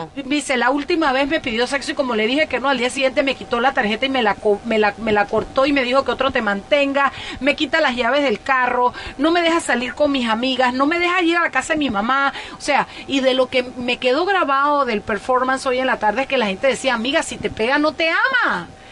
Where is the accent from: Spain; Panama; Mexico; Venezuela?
Panama; Chiriquí; yo soy de Chiriquí